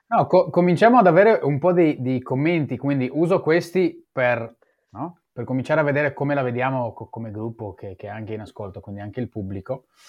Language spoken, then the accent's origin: Italian; Israel; moved away; io sono nato e cresciuto in Israele